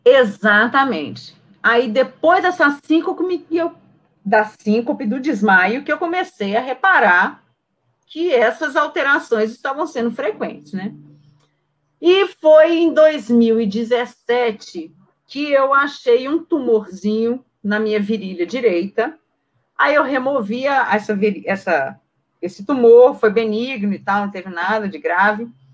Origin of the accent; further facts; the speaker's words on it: Belo Horizonte, Minas Gerais, Brazil; sou mineirinha de BH